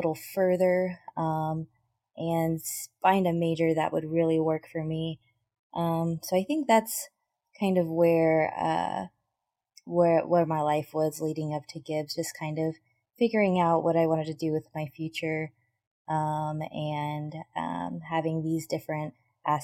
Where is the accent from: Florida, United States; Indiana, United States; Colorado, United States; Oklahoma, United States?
Oklahoma, United States; Shawnee; So I was born and raised in Shawnee, Oklahoma, and pretty much my whole life there